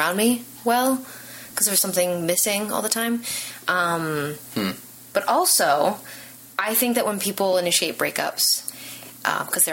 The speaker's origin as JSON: {"language": "English", "town": "Los Angeles", "region": "California", "country": "United States", "tie": "born or raised there", "said": "I'm born and raised in Los Angeles."}